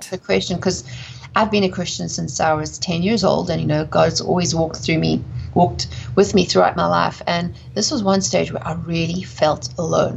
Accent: South Africa; accent: South African; moved away; also born or lived in England / United States; I'm from South Africa, hence the accent

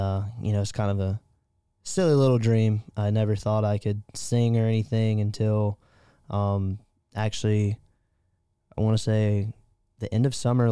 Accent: Conroe, Texas, United States; moved away as an adult; now in Augusta, United States; I'm originally from a little town in southeast Texas called Conroe

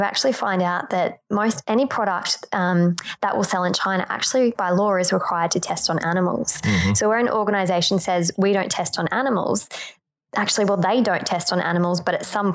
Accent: Australia; I am Australian

